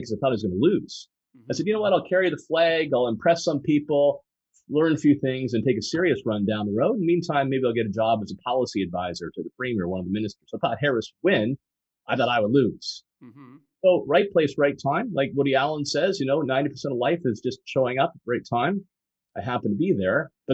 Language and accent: English; Fort Erie, Ontario, Canada; I grew up in a pretty typical middle-class family. My hometown is Fort Erie, so I'm a border boy